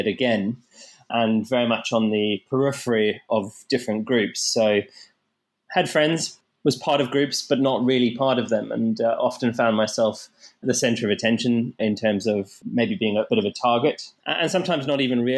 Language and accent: English; South Africa; growing up in South Africa, I experienced bullying at quite a young age